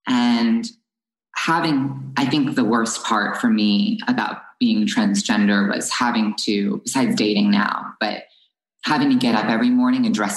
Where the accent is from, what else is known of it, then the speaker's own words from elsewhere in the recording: New Jersey, United States; also born or lived in Los Angeles; I moved from Los Angeles to New Jersey in the second grade